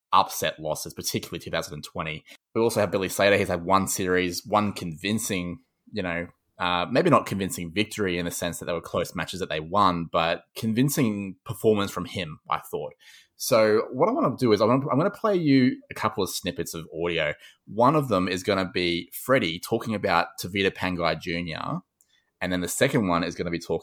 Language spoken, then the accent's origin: English; Queensland, Australia; as a Queenslander